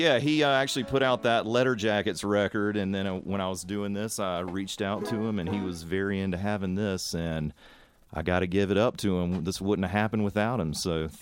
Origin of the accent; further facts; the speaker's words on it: North Carolina, United States; moved away as an adult; now in Boulder, United States; Born and raised in North Carolina. Lived there my whole life